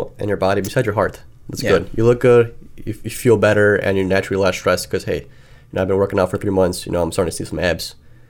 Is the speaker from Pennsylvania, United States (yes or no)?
no; Chicago, Illinois, United States; we like pizza, we're from Chicago. We like pizza. We like deep dish pizza.